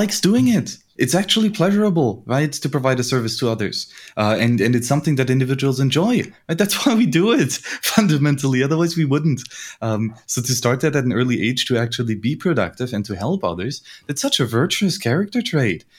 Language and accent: English; Bavaria, Germany; I grew up in Bavaria